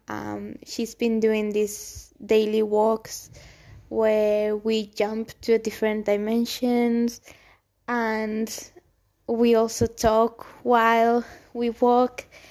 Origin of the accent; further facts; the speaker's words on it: Gran Canaria, Canary Islands, Spain; English is a second language; moved away as an adult; also born or lived in Almería, Spain / Madrid, Spain / London, United Kingdom; I was born in Spain specifically in the south, in Almería, and then I was raised actually in the Canary Islands, Gran Canaria